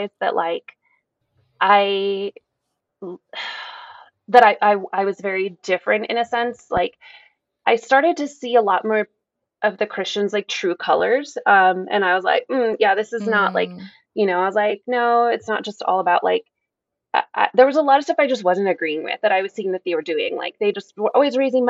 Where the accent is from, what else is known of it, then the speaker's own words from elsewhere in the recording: New Mexico, United States; growing up in New Mexico